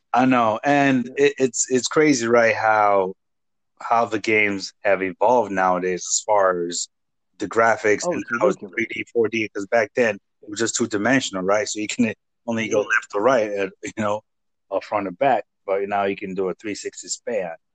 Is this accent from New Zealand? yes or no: no; Nigeria; first language Igbo; English is a second language; moved away; coming from Nigeria and having to speak Igbo, which is my native language, and then English